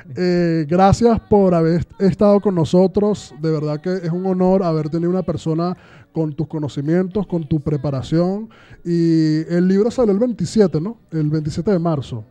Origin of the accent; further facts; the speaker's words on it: Venezuela; moved away; yo hablo de Venezuela porque es donde, de donde vengo